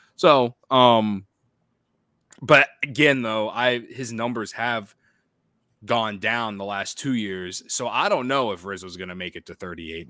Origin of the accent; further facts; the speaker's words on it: Central Illinois, United States; when I was a kid growing up in Central Illinois